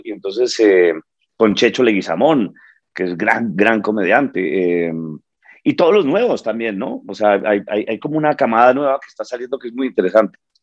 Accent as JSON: {"language": "Spanish", "region": "Bogotá", "country": "Colombia", "tie": "born or raised there", "moved": "yes", "lives_now": "New York, United States", "said": "yo nací en Bogotá eh, hace 52 años"}